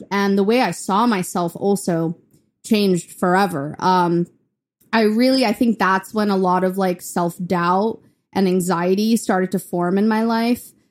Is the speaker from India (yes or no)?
yes; Chennai, Tamil Nadu, India; now in Memphis, United States; So that's when we moved from India to Memphis. And, and I was in Chennai, India, which is in the south.